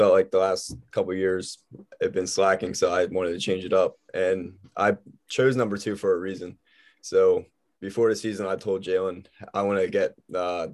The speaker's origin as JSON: {"language": "English", "area": "Lancaster County", "region": "Pennsylvania", "country": "United States", "said": "I'm from Lancaster County"}